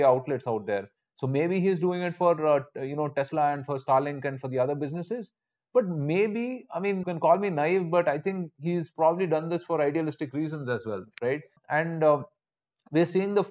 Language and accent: English; India